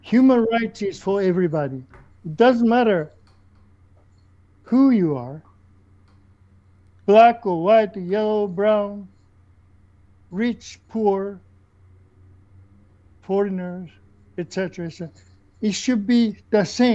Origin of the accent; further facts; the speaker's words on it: Japan; moved away as an adult; also born or lived in South Africa; now in Canada; I come from Japan